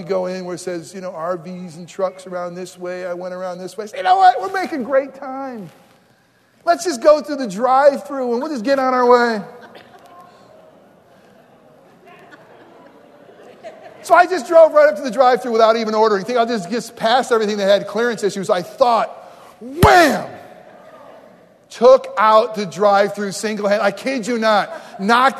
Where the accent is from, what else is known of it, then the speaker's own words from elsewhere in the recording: New York, United States; moved away as an adult; also born or lived in Florida / New Jersey; I grew up in New York